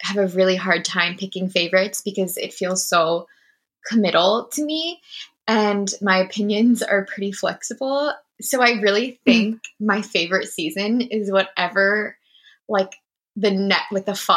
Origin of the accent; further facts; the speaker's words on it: Maine, United States; moved away as an adult; also born or lived in Boston; now in Seattle, United States; I'm from New England. I grew up in the state of Maine